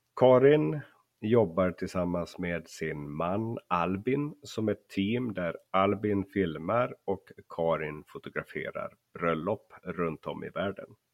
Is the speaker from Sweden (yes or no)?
no; Finland; Jag är ju uppvuxen i Finland så jag hör väldigt dåligt skillnad på svenska dialekter